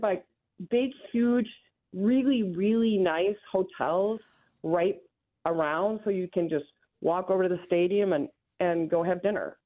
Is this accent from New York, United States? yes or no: no; Green Bay, Wisconsin, United States; now in Lenexa, United States; I'm from Green Bay